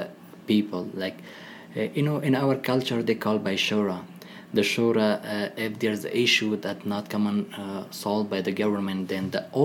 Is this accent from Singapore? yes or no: no; Laghman, Afghanistan; English is a second language; moved away as an adult; also born or lived in Peshawar, Pakistan / Virginia, United States; now in United States; I'm from east of Afghanistan. I'm from Lahman